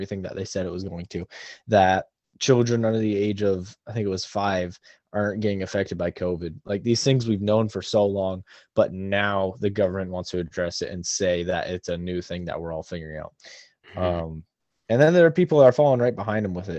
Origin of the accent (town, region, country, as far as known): United States